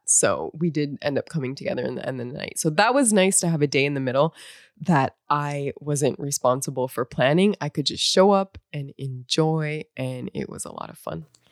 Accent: North Dakota, United States; moved away as an adult; I grew up in North Dakota

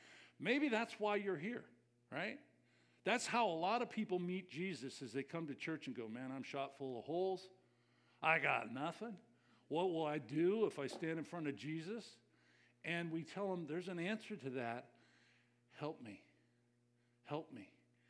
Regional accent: California, United States; I came from Southern Cal, so we didn't know formal down there.

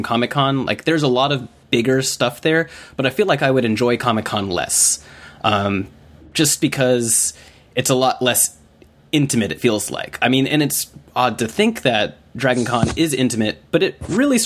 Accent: Atlanta, Georgia, United States; I grew up here. I grew up in Atlanta, Georgia

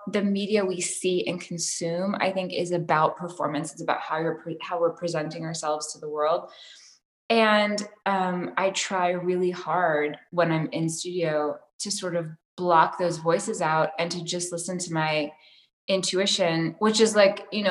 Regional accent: Tennessee, United States; I grew up in Tennessee where there was zero art

